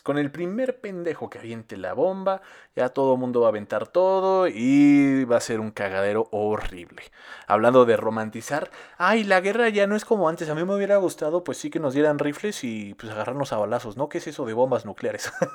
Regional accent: Mexico; Yo nací aquí, yo soy de Cardos

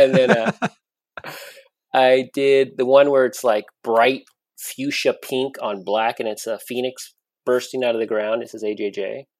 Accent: Gilroy, California, United States; I grew up in Gilroy.

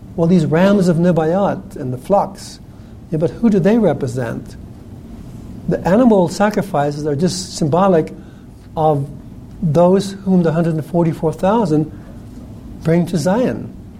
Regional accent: New Zealand; I grew up in New Zealand

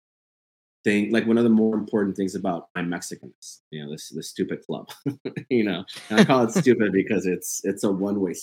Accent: Hidalgo, Texas, United States; I grew up in Hidalgo.

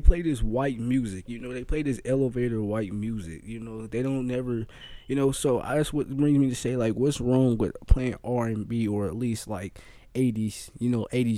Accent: Kansas City, Missouri, United States; also born or lived in Tennessee; I'm from Kansas City

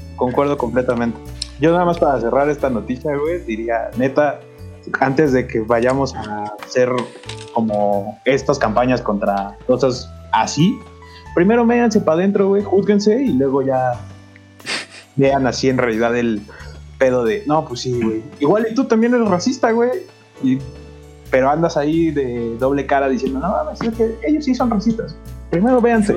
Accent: Mexico; el mexicano también somos muy ojete con el mexicano

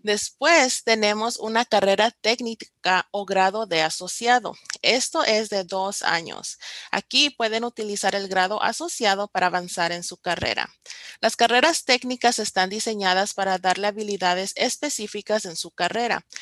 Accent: Compton, California, United States; nací y crecí en Campton, California, que es el, condado de Los Ángeles

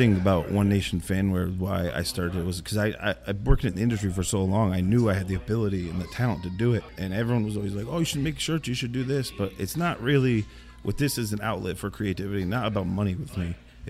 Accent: southwestern Connecticut, United States; I work in New York City. I grew up in southwestern Connecticut.

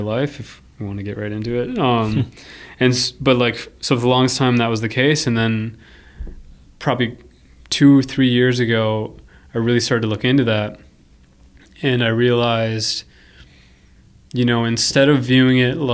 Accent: Minnesota, United States; also born or lived in Paraguay; I feel like I was plucked from South America and came to Minnesota

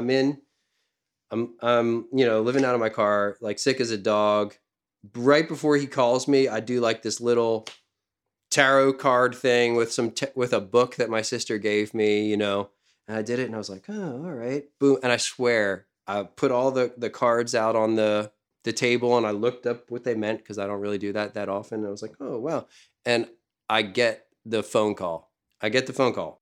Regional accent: Philadelphia, Pennsylvania, United States; moved away as an adult; now in Lockhart, United States; I'm from Philadelphia

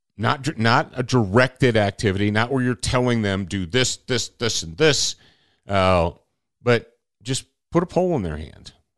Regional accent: Michigan, United States; I grew up in Michigan

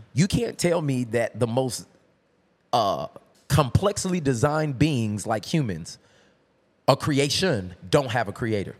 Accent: Tulsa, Oklahoma, United States; I'm from Tulsa, Oklahoma

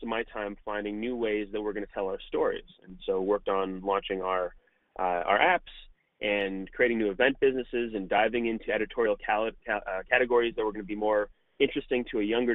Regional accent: Malibu, California, United States; also born or lived in New York City / Los Angeles; I grew up in Malibu, California

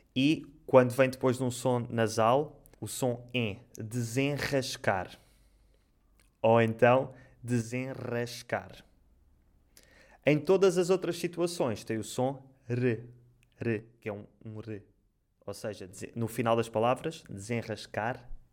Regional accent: Portugal; em Portugal nós comemos mais as vogais

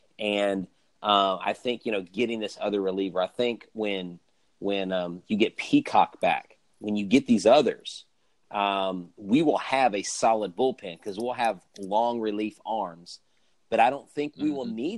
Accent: Houston, Texas, United States; also born or lived in Florida; I've been here since I was two. I'm actually a Floridian by birth, but I claim Texas as my home.

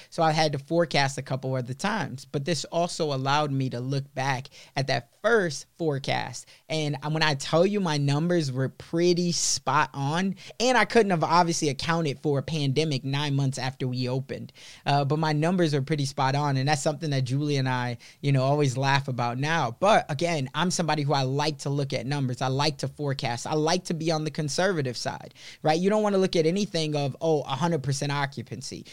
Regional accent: Chicago, Illinois, United States; moved away; also born or lived in Sioux City; I was growing up in Chicago, in the city

